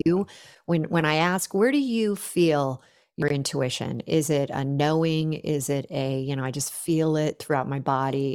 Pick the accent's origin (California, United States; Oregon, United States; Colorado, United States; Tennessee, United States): California, United States; Silicon Valley; I grew up in the Silicon Valley